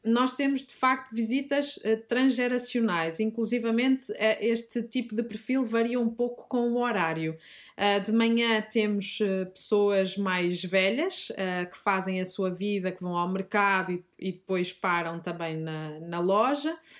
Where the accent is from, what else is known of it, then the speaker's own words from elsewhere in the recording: Fafe, Norte, Portugal; accent: Minhoto; moved away as an adult; now in Lisbon, Portugal; Eu não sou lisboeta, sou, sou minhota, como rapidamente o meu sotaque denuncia. Uh, sou de Faf, que pertence ao distrito de, de Braga.